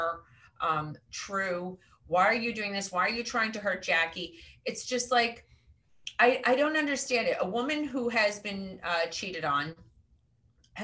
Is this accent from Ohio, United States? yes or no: no; Westchester, New York, United States; now in New Jersey, United States; I am from Westchester originally.